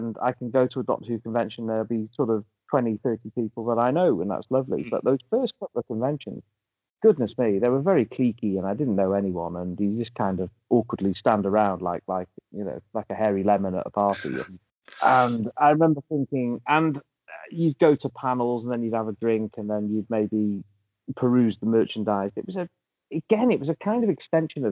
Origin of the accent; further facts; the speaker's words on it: Llandudno, Wales, United Kingdom; I grew up in North Wales, in Llandudno.